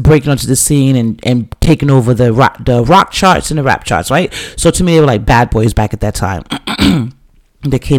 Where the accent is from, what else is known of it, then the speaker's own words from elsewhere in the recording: New York City, New York, United States; I'm from the Bronx, right? So I grew up with hip hop, like, you know, just stepping out of my building on T-Bout Avenue back in the days